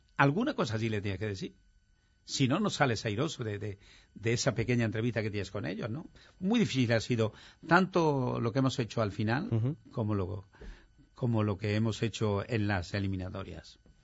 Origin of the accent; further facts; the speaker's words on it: Bujalance, Andalusia, Spain; moved away as an adult; also born or lived in Madrid; yo adoro mi pueblo porque allí he nacido, allí han nacido mis padres, mis hermanos y todos.